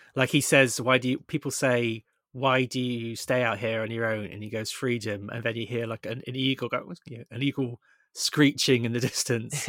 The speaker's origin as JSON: {"language": "English", "area": "Somerset", "region": "South West England", "country": "United Kingdom", "said": "we're both from Somerset"}